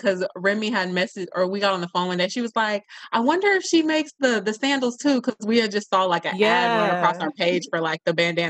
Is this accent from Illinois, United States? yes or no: no; California, United States; I'm from Cali.